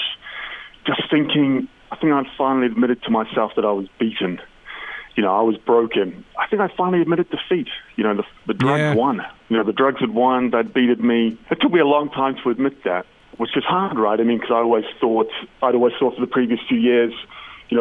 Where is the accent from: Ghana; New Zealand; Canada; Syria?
New Zealand; I'm obviously from New Zealand